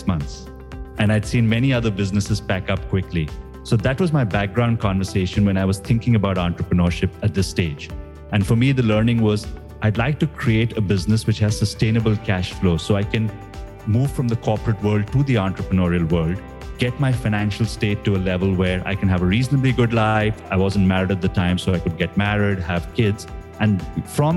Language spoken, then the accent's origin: English; India; moved away as an adult; now in Singapore; I grew up in India, and after going to the same business school that you did in IIM Calcutta, I moved to Singapore with my first job in Procter & Gamble.